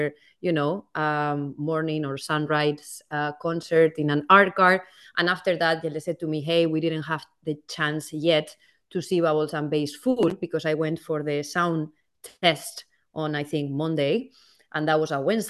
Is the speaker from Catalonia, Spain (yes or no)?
no; Valencia, Valencian Community, Spain; now in Amsterdam, Netherlands; So I'm originally from Spain, from Valencia, which is the East Coast.